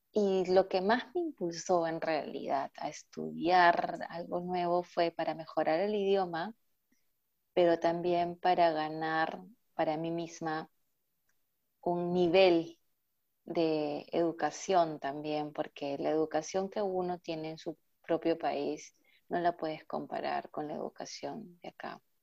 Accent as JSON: {"language": "Spanish", "region": "Lima", "country": "Peru", "moved": "as an adult", "lives_now": "Germany", "said": "Yo vengo de Lima, que es la capital"}